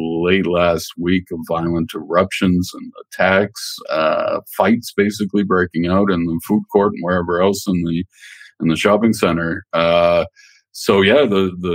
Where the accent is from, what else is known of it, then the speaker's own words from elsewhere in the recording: Canada; while I was growing up in Canada